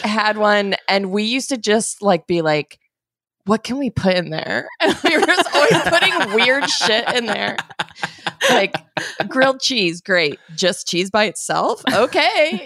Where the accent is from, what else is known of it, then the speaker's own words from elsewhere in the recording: Arizona, United States; I grew up in Arizona